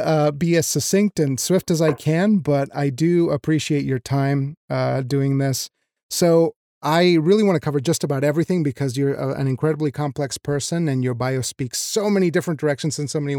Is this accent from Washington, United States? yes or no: no; Wyoming, United States; moved away; also born or lived in Mexico; I was raised in Wyoming, I was raised in Mexico and Wyoming, and so I was a little bit of in between.